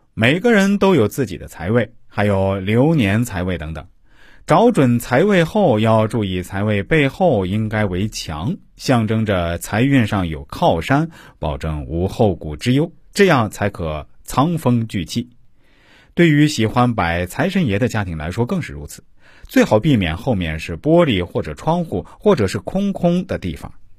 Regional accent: China; 我们中国人

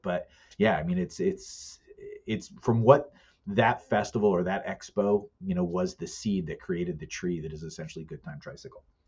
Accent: the Poconos, Pennsylvania, United States; I'm from the Poconos

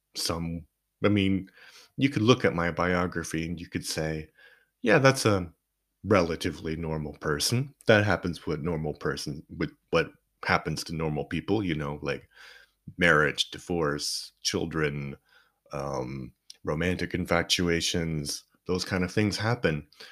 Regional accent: Canada; moved away; I grew up in Canada

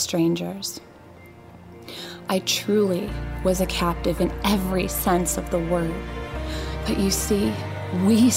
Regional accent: Euclid, Ohio, United States; my story begins in Euclid, Ohio

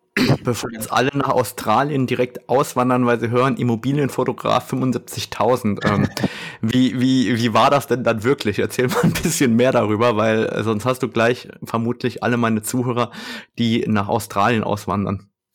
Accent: Germany; bei uns in Deutschland

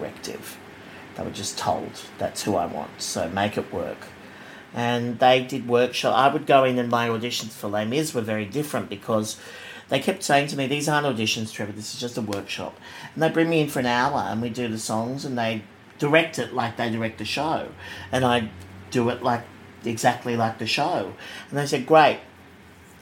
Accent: Sydney, New South Wales, Australia; I grew up in Bexley, in the south of Sydney

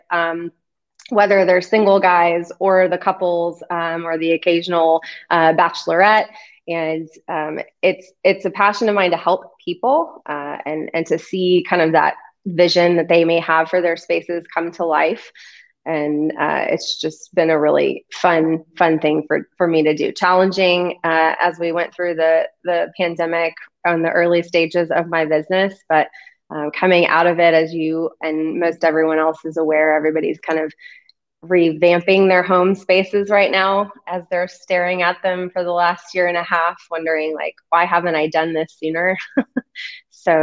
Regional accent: Austin, Texas, United States; I've been here pretty much my whole life, and I grew up in West Austin.

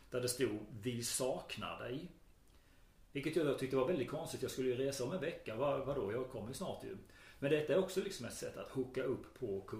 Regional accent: Skåne, Sweden

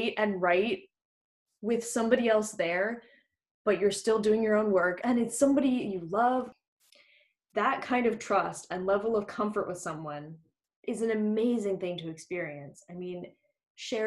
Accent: United States; moved away as an adult; now in United Kingdom; I'm an American who lives in the UK

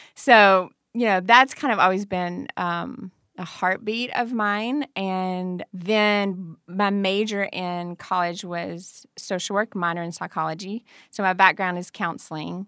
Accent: Farmington, Kentucky, United States; also born or lived in Murray, Kentucky; I'm from Farmington, Kentucky

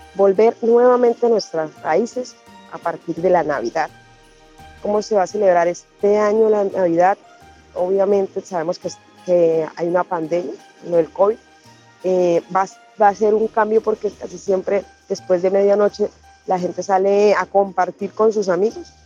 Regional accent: Tibú, Norte de Santander, Colombia; Soy del municipio de Tibú, norte de Santander

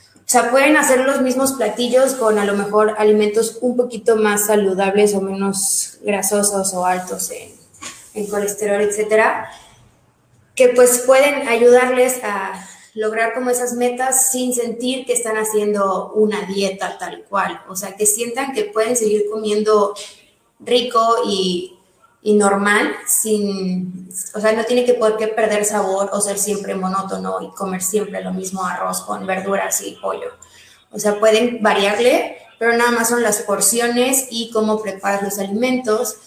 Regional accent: Mérida, Yucatán, Mexico; also born or lived in Mexico City; toda la vida he aquí en Mérida. O sea, nací en la Ciudad de México, pero pues desde chiquita me trajeron a Mérida y ya ahí que me quedé.

